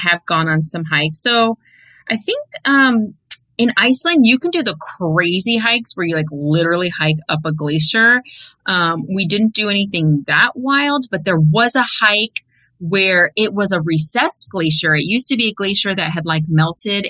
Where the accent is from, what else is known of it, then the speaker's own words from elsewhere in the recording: West Coast, United States; growing up on the West Coast